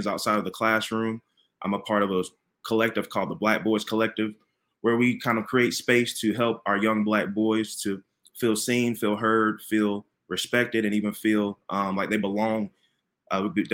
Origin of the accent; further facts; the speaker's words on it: the Carolinas, United States; now in Chicago, United States; I'm originally from the Carolinas, so my accent, I don't have a Chicago accent.